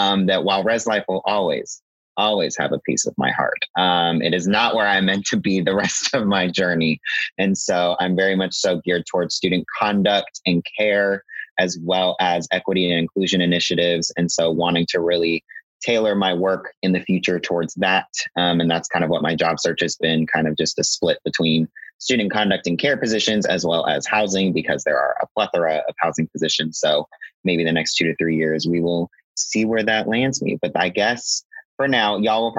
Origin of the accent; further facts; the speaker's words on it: Las Vegas, Nevada, United States; moved away; also born or lived in Reno, Nevada; I am originally from Las Vegas, Nevada. So I'm a long way away from home